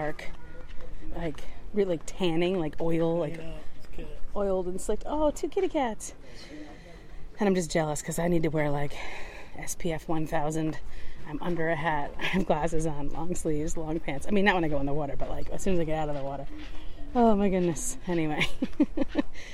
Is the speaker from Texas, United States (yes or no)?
no; Michigan, United States